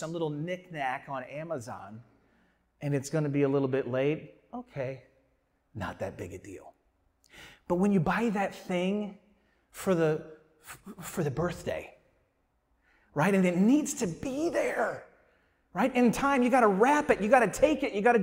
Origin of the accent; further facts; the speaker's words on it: St. Louis, Missouri, United States; moved away; I am from St. Louis